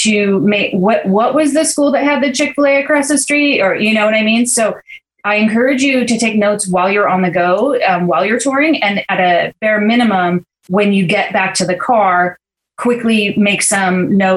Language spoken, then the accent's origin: English; Santa Barbara, California, United States; the Scholarship Foundation of Santa Barbara in my hometown here